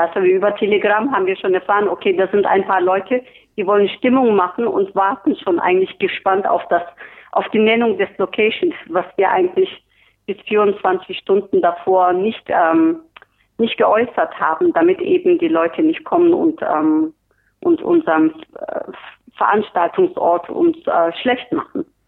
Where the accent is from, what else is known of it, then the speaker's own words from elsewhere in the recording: Turkey; now in Berlin, Germany; ich bin Türkin